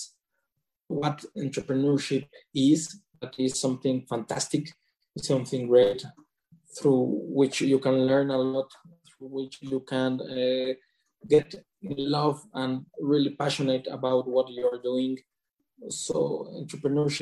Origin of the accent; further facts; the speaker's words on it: Mexico; also born or lived in Mexico City / Puerto Vallarta; I have grown up in Mexico, in two cities, Mexico City, that is the capital of Mexico, and also in Puerto Vallarta.